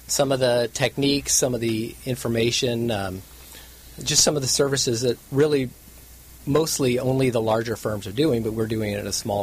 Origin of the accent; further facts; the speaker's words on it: Orange County, California, United States; I was born and raised in Orange County